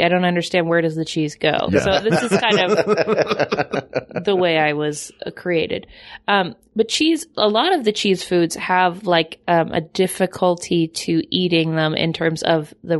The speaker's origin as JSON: {"language": "English", "region": "Kentucky", "country": "United States", "tie": "born or raised there", "also_born_or_lived": "Boston", "moved": "yes", "said": "I grew up in Kentucky and then Boston."}